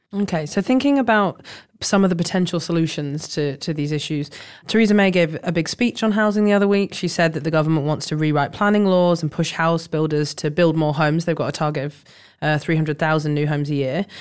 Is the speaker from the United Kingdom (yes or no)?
yes; Leeds, Yorkshire and the Humber, United Kingdom; moved away; from Leeds, my hometown